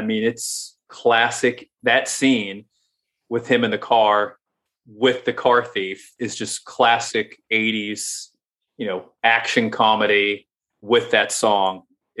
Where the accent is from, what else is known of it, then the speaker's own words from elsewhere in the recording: West Virginia, United States; I grew up in West Virginia, which is not mentioned at all.